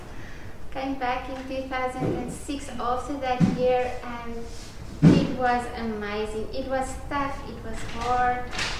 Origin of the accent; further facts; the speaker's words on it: Witbank, Mpumalanga, South Africa; Just when I was growing up in Witbank, Balboa, in a very mining town